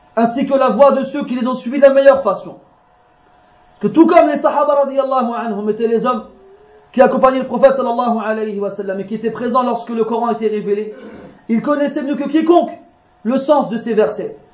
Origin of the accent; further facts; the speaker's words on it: France; je suis né, moi, je suis né en France. Hein, je suis un Français